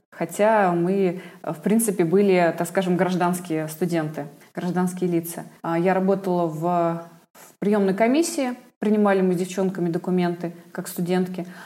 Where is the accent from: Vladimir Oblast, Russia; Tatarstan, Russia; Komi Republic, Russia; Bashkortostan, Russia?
Vladimir Oblast, Russia; Vladimir; Я тоже из Владимира.